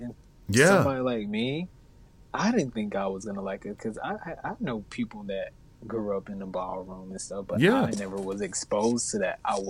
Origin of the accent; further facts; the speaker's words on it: an hour south of Atlanta, Georgia, United States; moved away as an adult; now in Atlanta, United States; if I go to my hometown, which is like an hour south